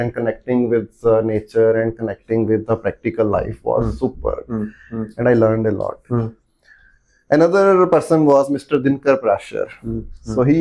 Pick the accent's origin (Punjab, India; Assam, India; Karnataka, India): Punjab, India; Talwara; moved away as an adult; also born or lived in Chandigarh; now in Pune, India; I am actually Punjabi by birth, and my other district in Punjab called Hoshiarpur, where this small town called Tarwara is located on the banks of Bias River